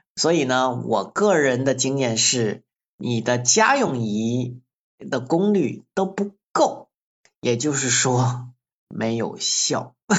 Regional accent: Luzhai, Guangxi, China; 我在柳州和桂林中间的陆寨县出生的

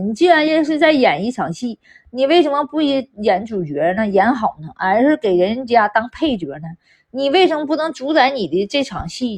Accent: Northeast China, China; 我们东北就是那样式儿的，在火炕上睡觉的啊，那还有火炉子呢，对吧？对呀，真是那样式儿的。那谁不是小孩儿在火炕上那个长，长大？那时候俺们东北也冷，你知道吧？没床，没床。一般都是火炕

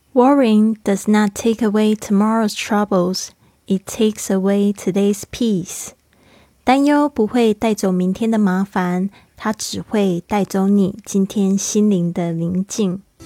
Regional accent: Kaohsiung, Taiwan; 非常珍惜我们的城市

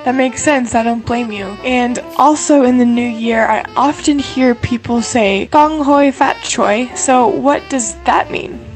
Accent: China; growing up in China

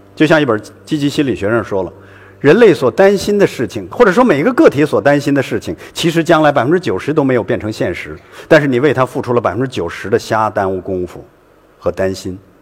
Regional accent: Hailar, Inner Mongolia, China; 回到了我们在海莱尔的家

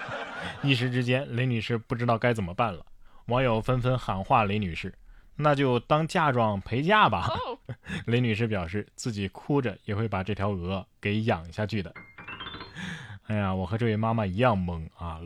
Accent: Sichuan, China; 我们四川人

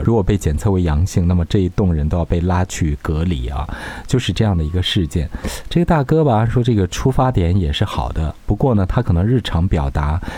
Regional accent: China; 我们中国人

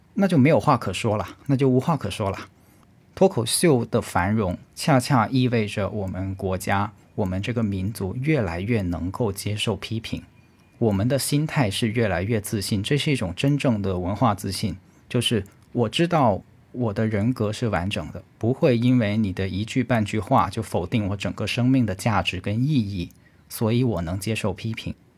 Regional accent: China; 我是中国人

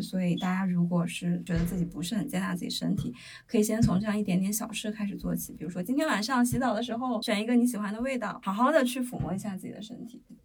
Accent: Handan, Hebei, China; 我们邯郸人

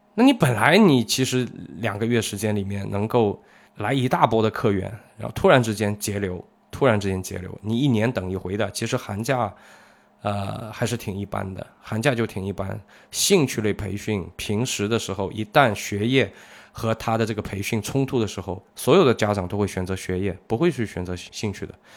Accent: Zhejiang, China; 我们浙江这边的小朋友

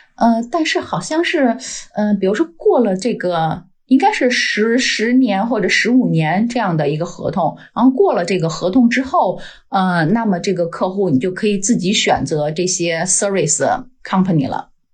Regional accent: Beijing, China; accent: Beijing; moved away as an adult; now in Denmark; 我是北京人，呃，老北京。呃，而且我是在嗯。天坛周围长大的孩子，嗯，呃，小时候离的天堂就步行可能也就十分钟吧，嗯啊。所以对天堂有很嗯。很深的感情。 然后我是二零零六年来到丹麦

